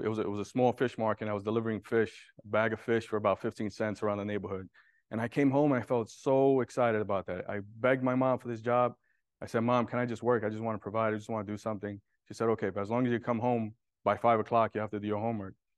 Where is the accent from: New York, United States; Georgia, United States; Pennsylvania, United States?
New York, United States; New York City; I was born and raised in Brooklyn, in a low income area, and I was, I was raised in Williamsburg